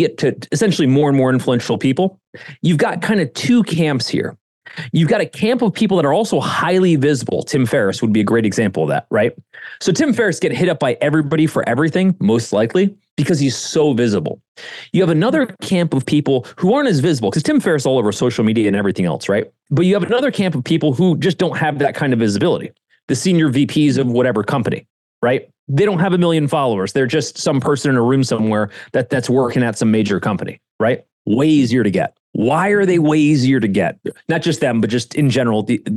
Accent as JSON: {"language": "English", "region": "Ohio", "country": "United States", "moved": "yes", "said": "I was some rube from Ohio"}